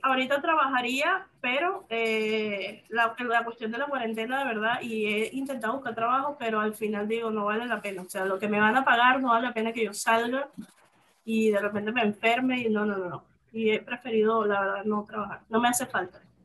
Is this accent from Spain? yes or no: no; Venezuela; moved away as an adult; now in Mexico; yo me vine de Venezuela hace dos años